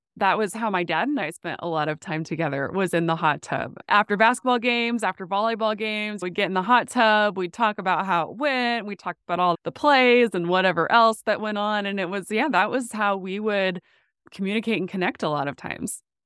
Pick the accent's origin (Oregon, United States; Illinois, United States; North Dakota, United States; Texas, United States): North Dakota, United States; Williston; moved away as an adult; also born or lived in Phoenix / Chicago; now in Oklahoma, United States; I grew up in Williston, which is the heart of the oil boom area